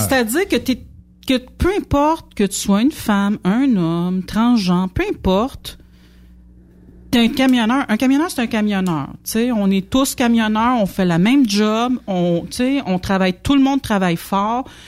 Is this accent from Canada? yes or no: yes; Quebec, Canada; on vient du Québec puis on parle français, c'est pour ça qu'on a un drôle d'accent.